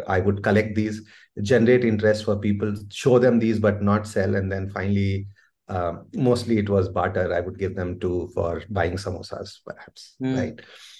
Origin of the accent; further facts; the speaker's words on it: Delhi, India; So we moved around places, right? You would get transferred. But primarily, I grew up in Delhi, the formative years.